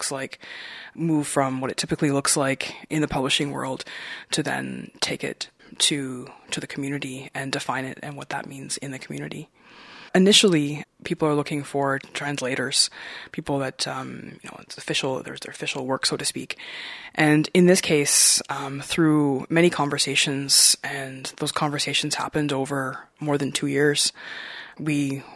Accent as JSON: {"language": "English", "area": "Nipissing First Nation", "region": "Ontario", "country": "Canada", "said": "I'm an educator and author, and I'm from Nipissing First Nation."}